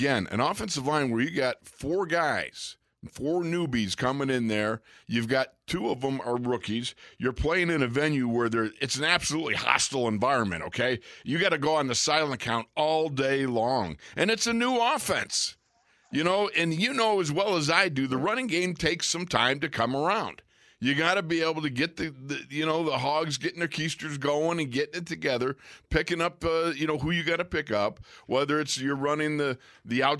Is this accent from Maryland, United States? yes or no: no; Orchard Park, New York, United States; moved away; I grew up in Orchard Park, New York, actually 2.4 miles from that stadium.